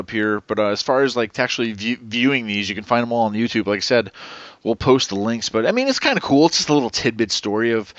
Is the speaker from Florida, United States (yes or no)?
no; Hudson Valley, New York, United States; we're from the Hudson Valley, so we're surrounded by the tri-state area, Connecticut, New York, New Jersey